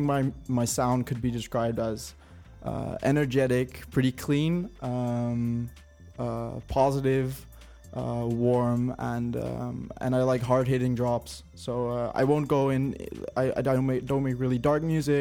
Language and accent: English; Helmond, North Brabant, Netherlands; moved away as an adult; now in Rotterdam, Netherlands; I'm a producer from originally Helmond, which is in the south of the Netherlands. And I've been living in Rotterdam now for about a year.